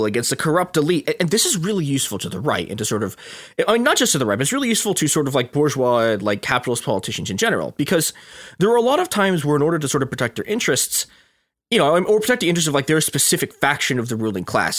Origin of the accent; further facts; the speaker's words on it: Chicago suburbs, Illinois, United States; I didn't grow up in Chicago. I grew up in Chicago's even more corrupt suburbs.